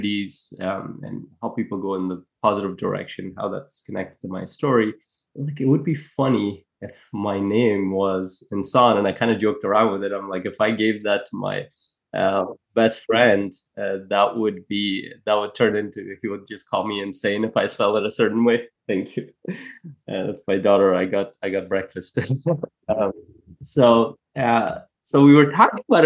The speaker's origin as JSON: {"language": "English", "country": "Afghanistan", "tie": "born or raised there", "moved": "yes", "said": "I come from a place, I was born in Afghanistan"}